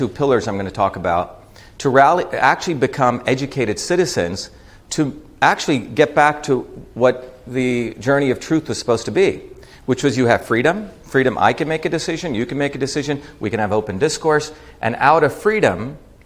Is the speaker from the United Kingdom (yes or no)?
no; India; I grew up in India